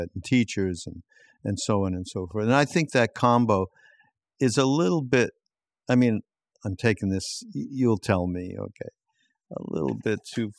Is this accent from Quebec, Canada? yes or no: yes; Quebec, Canada; because I'm from Quebec, yep, and that's how the French would say it.